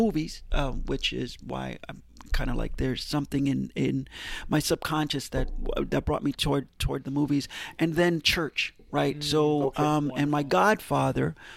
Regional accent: New York City, New York, United States; I grew up in Harlem, on 149th and Broadway

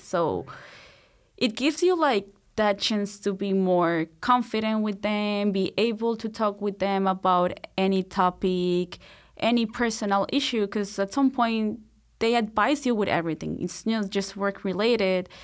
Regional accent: Bogotá, Colombia; moved away as an adult; now in Marianna, United States; so I'm from Colombia. I was born and raised in Bogota, which is the capital city.

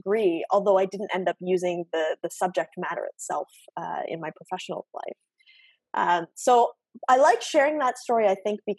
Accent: Oshawa, Ontario, Canada; also born or lived in Guelph; I was born and raised in Oshawa, in the GTA. So, I'm born and raised Canadian

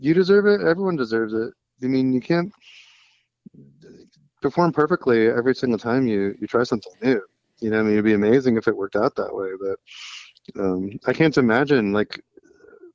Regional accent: University City, Missouri, United States; I grew up in St. Louis, Missouri, and are in a suburb called University City or U City

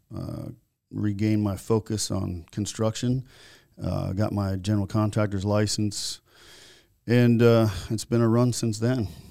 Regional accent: Naples, Florida, United States; also born or lived in Virginia, Minnesota / Minneapolis, Minnesota; in nineteen seventy-nine, we moved to Naples, Florida

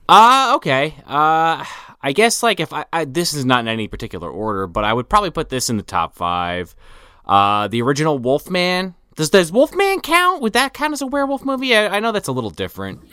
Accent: Central New Jersey, United States; I'm from Central. Never been to North

